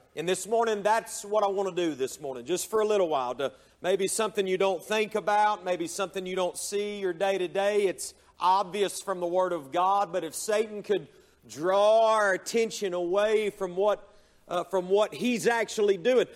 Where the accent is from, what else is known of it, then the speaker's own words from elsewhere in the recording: Hayesville, North Carolina, United States; moved away; the church that I was raised in up in Hayesville, North Carolina